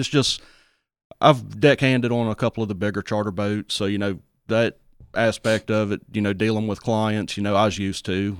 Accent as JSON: {"language": "English", "town": "St. Martin", "region": "Mississippi", "country": "United States", "tie": "born or raised there", "said": "I grew up in the St. Martin area."}